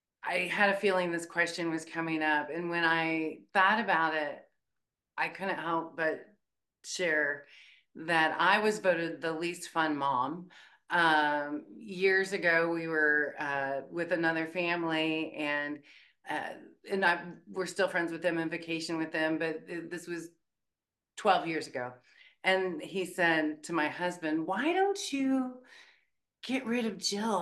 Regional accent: Bluffton, Indiana, United States; now in Muncie, United States; I was born in Bluffton, Indiana, where I was the Wells County Hog Calling Champion, the 4-H Fair

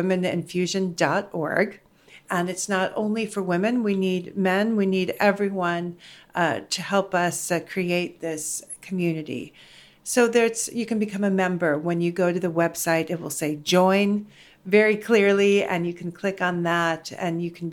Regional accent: United States; also born or lived in Netherlands; I'm American and Dutch.

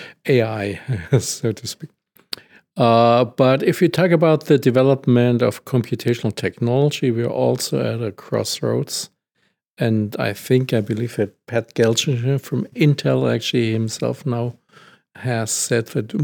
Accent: Germany; I'm from Germany

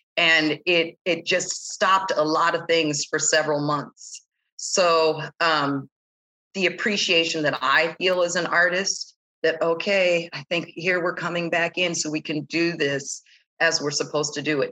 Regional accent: San Diego, California, United States; moved away as an adult; San Diego is my hometown

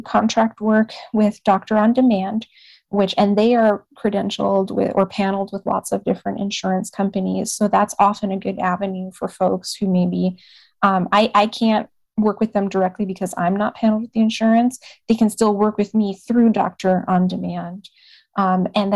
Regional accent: Puerto Rico; now in Texas, United States; I grew up in Puerto Rico. I spent a good chunk of my childhood in Puerto Rico

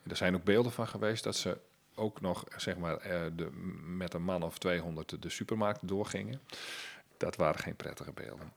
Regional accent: Friesland, Netherlands; bij ons in Friesland

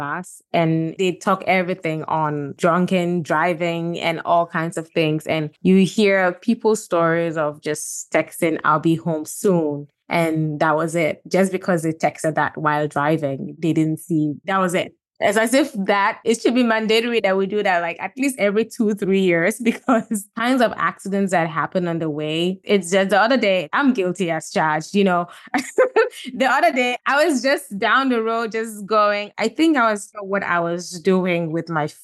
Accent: Gambia; moved away; also born or lived in Ghana; I'm from Ghana. I grew up in Gambia

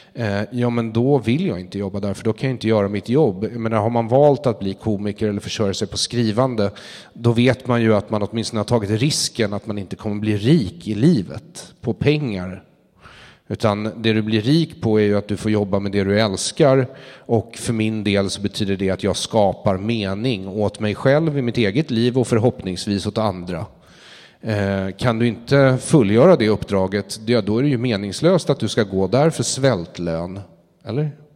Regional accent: Sweden; jag är ju svensk också

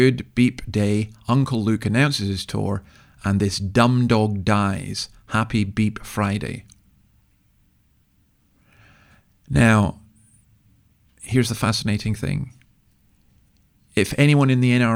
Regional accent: Easter Ross, Scotland, United Kingdom; I'm from East Arros

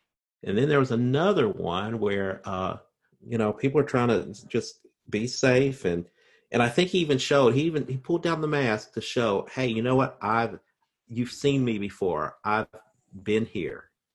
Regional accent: Indiana, United States; accent: Southern Indiana; my voice and I sound like I'm from Southern Indiana.

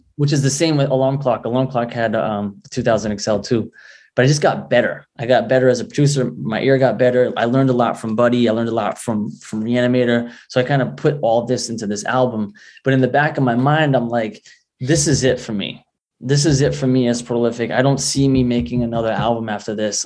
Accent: Rhode Island, United States; Rhode Island's a working class state.

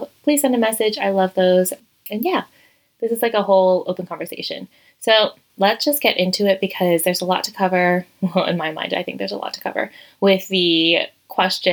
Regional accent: Virginia, United States; moved away as an adult; also born or lived in Madrid, Spain; now in Toledo, Spain; I am originally from Virginia in the United States

